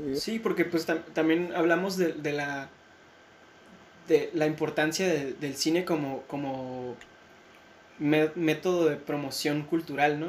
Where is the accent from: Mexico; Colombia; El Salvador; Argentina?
Mexico